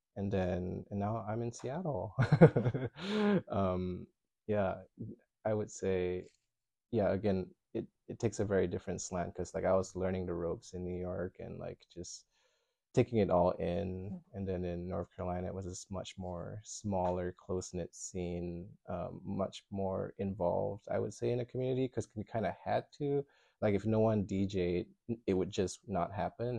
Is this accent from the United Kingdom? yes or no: no; Malaysia; moved away as an adult; also born or lived in New York; now in United States; I'm from Malaysia, so um, I arrived in America in I don't know, maybe like 12, 13 years ago